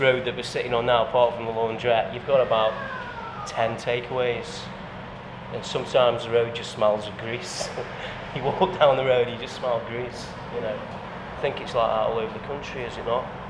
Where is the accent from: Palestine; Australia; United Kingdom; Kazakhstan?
United Kingdom; Fenton, West Midlands; also born or lived in Stoke-on-Trent; I was born in Fenton